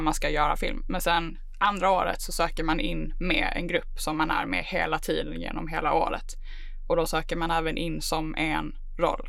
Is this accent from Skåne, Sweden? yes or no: yes; Malmö, Skåne, Sweden; moved away as an adult; now in Stockholm, Sweden; Jag är född och uppvuxen i Malmö.